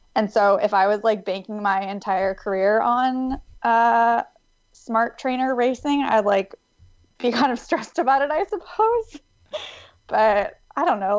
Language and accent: English; Davis, California, United States; I'm from Davis, California, um, which is a small university town outside of Sacramento. And it's a really great, safe place to grow up